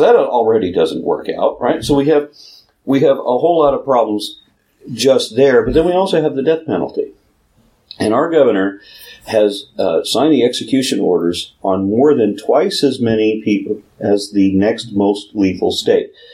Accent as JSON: {"language": "English", "region": "Texas", "country": "United States", "said": "being Texan, I can't pronounce anything correctly"}